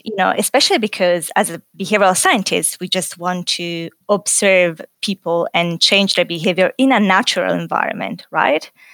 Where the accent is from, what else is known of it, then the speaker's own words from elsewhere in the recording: Italy; moved away as an adult; also born or lived in Paris, France / United Kingdom; now in Australia; So, originally, I'm, I'm from Italy